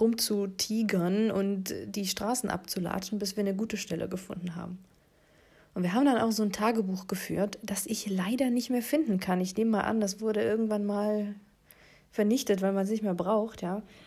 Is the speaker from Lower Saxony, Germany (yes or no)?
no; Ravensburg district, Baden-Württemberg, Germany; also wir sind aus dem Kreis Ravensburg